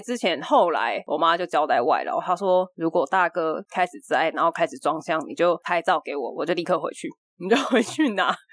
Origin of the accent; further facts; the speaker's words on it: Taipei, Taiwan; 我小时候住在台北的时候